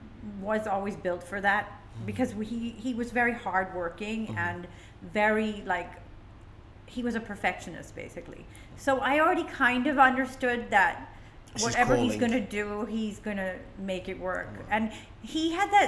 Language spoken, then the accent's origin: English; Lahore, Punjab, Pakistan; moved away as an adult; now in Dubai, United Arab Emirates; I miss Lahore. I miss my hometown. I grew up there